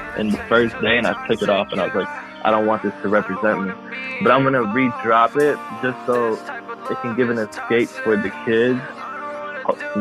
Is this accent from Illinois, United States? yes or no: yes; Chicago, Illinois, United States; now in Florida, United States; I grew up in Chicago mainly